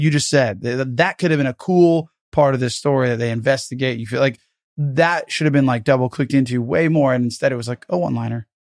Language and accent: English; United States; I'm American